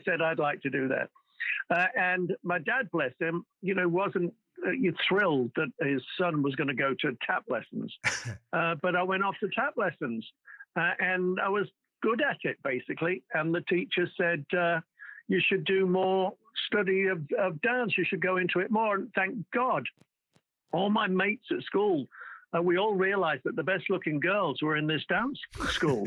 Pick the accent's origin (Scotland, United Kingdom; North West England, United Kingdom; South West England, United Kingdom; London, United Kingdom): North West England, United Kingdom; Wallasey; moved away as an adult; also born or lived in Liverpool; now in Los Angeles, United States; I'm called a plastic Scouser because I'm not a real Scouser. I come from the other side of the water. Well, in Wallasey